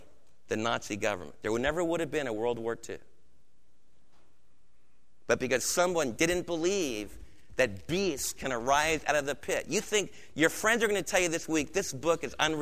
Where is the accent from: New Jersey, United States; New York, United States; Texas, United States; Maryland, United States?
New York, United States; Adirondacks; where I was raised in the Adirondacks